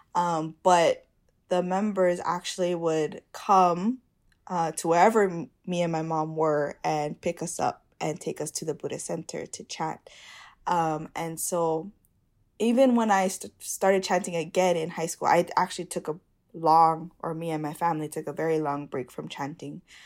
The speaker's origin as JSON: {"language": "English", "region": "Hawaii", "country": "United States"}